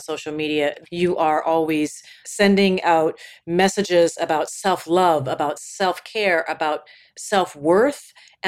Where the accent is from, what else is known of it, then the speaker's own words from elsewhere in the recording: Minneapolis, Minnesota, United States; moved away; I'm in my hometown of Minneapolis right now.